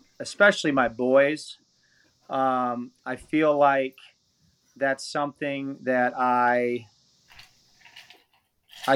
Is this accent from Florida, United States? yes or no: no; Atlantic, Iowa, United States; also born or lived in Hawarden, Iowa; I grew up in Southwest Iowa, Atlantic, Iowa